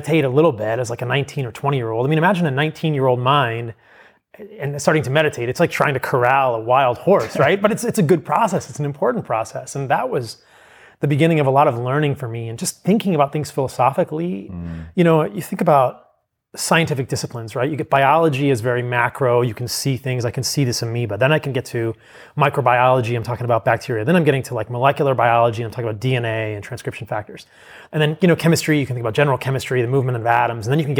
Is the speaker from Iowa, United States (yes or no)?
no; Virginia, United States; I grew up in a pretty normal household in suburban Virginia. I was raised in the East Coast.